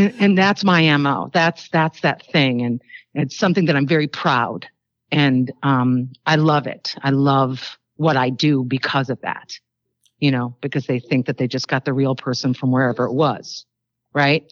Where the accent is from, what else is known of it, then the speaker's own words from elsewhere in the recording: Illinois, United States; I'm from Illinois.